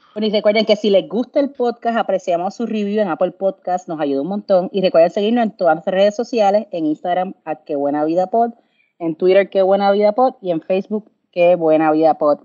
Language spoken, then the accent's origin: Spanish; Puerto Rico; de Puerto Rico